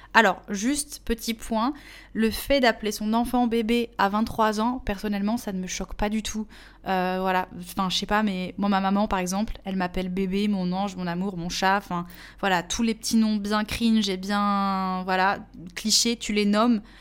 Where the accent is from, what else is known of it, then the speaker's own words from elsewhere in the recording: Portugal; en tant que portugaise